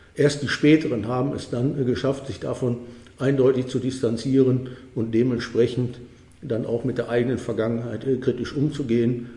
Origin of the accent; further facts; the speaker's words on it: North Rhine-Westphalia, Germany; moved away; Als Westfale